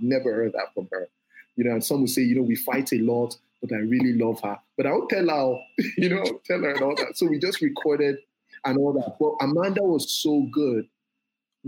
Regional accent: Ife, Osun, Nigeria; also born or lived in Davis, California; we grew up in Ife. Ife is a small town.

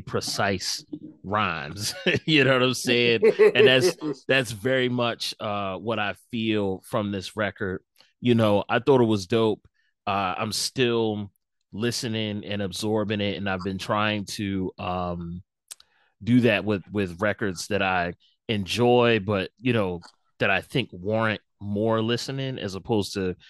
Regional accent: Philadelphia, Pennsylvania, United States; I'm from Philadelphia

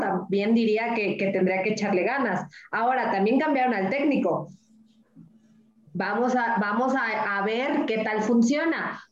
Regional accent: Mexico; now in Colombia; yo soy buena mexicana

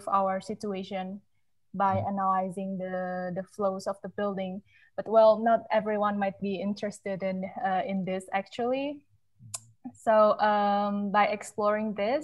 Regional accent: Sukabumi, West Java, Indonesia; moved away as an adult; also born or lived in Malaysia / Netherlands; I'm from a really quite a small city. Not many people know it. Like, right, the city called Sukabumi is West Java

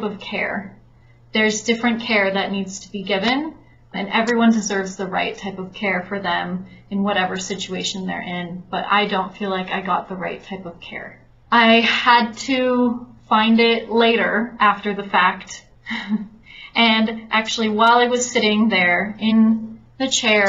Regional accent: California, United States; now in Mexico; I'm originally from California, but I was in Mexico. I live here.

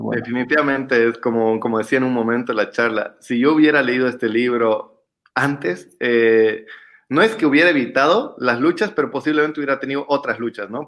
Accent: Bolivia; como bolivianos en específico y como latinoamericanos

